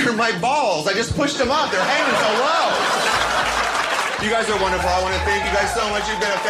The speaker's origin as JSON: {"language": "English", "town": "San Diego", "region": "California", "country": "United States", "said": "And as I said, I'm from San Diego, which is only a short 20-minute drive from the finest surgeons that Tijuana has to offer."}